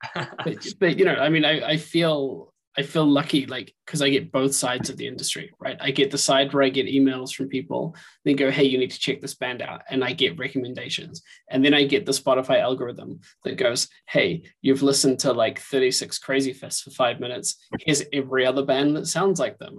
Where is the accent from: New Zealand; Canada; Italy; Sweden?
New Zealand; moved away; I grew up in New Zealand